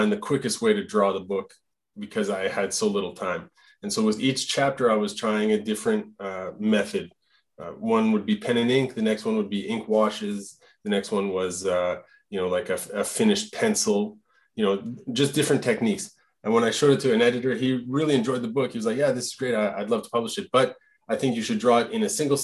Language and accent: English; Alberta, Canada; first language French; English is a second language; also born or lived in Quebec; now in Gatineau, Canada; I'm from Alberta, Franco Albertan. So I grew up speaking French at HΩME with my parents